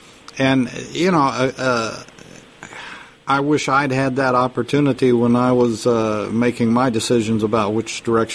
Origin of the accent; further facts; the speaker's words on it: Texas, United States; being a poor boy from Texas